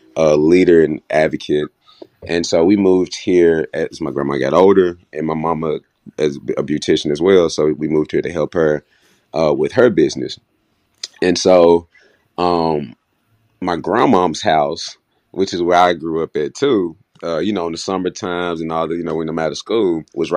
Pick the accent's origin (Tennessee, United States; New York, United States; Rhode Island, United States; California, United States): Tennessee, United States; Memphis; And so, I moved to Memphis around the third grade to help my mom moved here, funny as it is, to help my grandma, who's had a beauty shop here for about 30, 40 years.